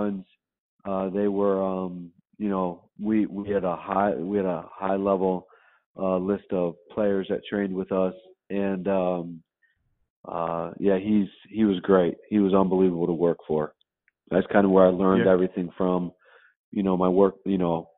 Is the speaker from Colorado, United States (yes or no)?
no; right outside of Chicago, Illinois, United States; I grew up right outside of Chicago